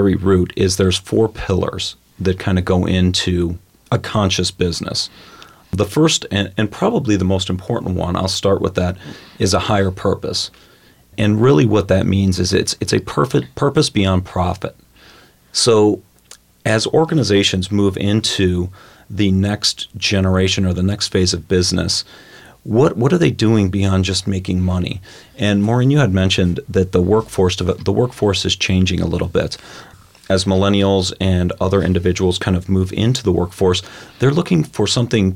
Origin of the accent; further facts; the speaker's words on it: Cleveland, Ohio, United States; also born or lived in Columbus, Ohio; I grew up in Cleveland, Ohio.